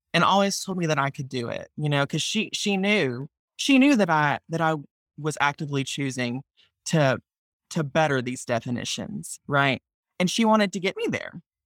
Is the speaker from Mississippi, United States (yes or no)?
yes; Mississippi, United States; I'm from Mississippi